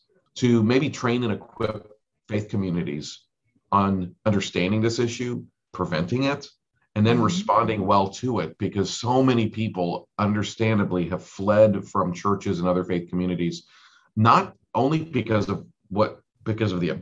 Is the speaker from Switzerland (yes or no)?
yes; Switzerland; now in United States; I was born in Switzerland and my dad was Swiss